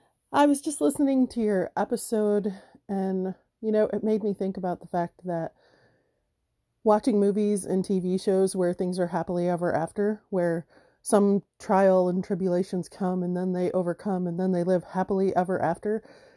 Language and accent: English; Michigan, United States; I'm in the U.S. and I grew up in Michigan.